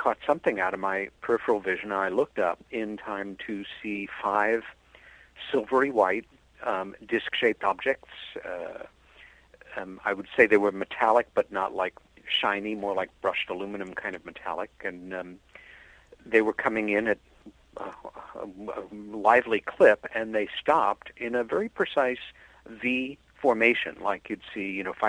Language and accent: English; Long Island, New York, United States; also born or lived in Queens, New York; my sister Helen and I had together growing up on Long Island, New York.